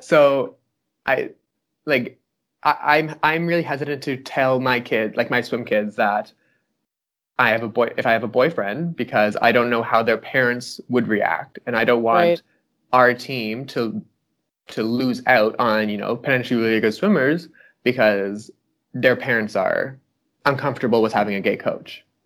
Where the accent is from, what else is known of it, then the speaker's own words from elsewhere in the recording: Fredericton, New Brunswick, Canada; moved away as an adult; now in Ottawa, Canada; I'm from Fredericton, New Brunswick originally, but I moved to Ottawa